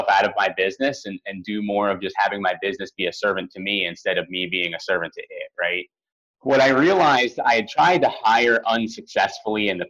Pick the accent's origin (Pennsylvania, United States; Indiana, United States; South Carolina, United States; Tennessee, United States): Pennsylvania, United States; Philadelphia; I'm from Philadelphia originally